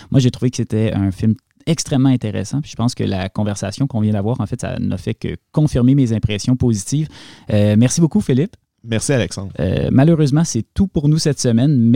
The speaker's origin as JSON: {"language": "French", "town": "Hafnarfjordur", "region": "Capital Region", "country": "Iceland", "said": "Moi, je viens ici, je suis de Hafnarfjord en Islande pour faire la course et là, j'attends Eria."}